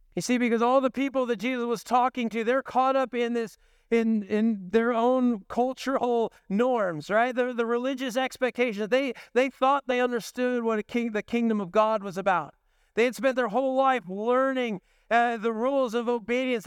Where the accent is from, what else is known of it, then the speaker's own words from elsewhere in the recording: the Northwest, Pacific Northwest, United States; growing up in the Northwest